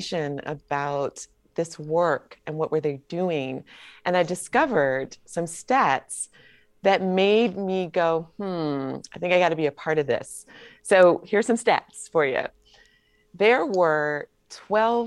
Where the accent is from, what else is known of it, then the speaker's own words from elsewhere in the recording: Atlanta, Georgia, United States; I'm from Atlanta